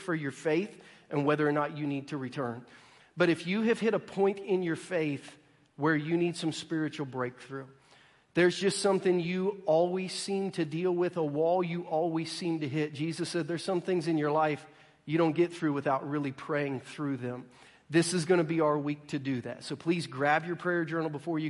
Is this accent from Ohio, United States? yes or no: yes; Ohio, United States; moved away as an adult; also born or lived in Virginia; now in Missouri, United States; I grew up in Ohio, went to college in Virginia